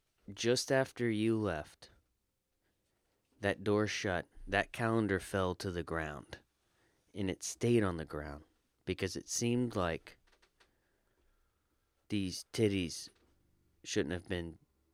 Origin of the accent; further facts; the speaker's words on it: Florida, United States; I'm from Florida. Listen to how I'm talking.